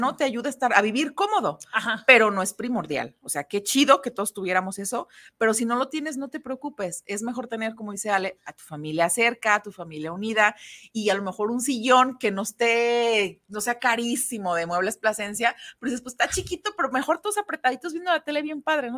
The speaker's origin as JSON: {"language": "Spanish", "country": "Mexico", "said": "somos madres mexicanas"}